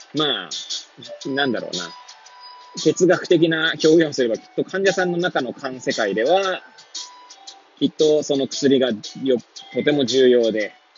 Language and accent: Japanese; Hachiōji, Tokyo, Japan; moved away as an adult; now in Kamaishi, Japan; 八王子生まれ八王子育ち震災の前の年から釜石で働くポンコツ